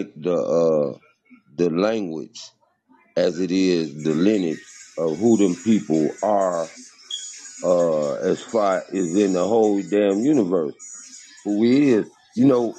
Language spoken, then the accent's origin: English; Chicago, Illinois, United States; I'm from Chicago